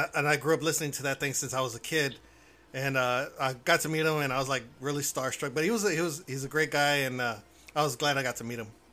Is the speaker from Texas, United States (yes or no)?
yes; Houston, Texas, United States; now in Cotulla, United States; I was originally from Houston. Now I'm south of San Antonio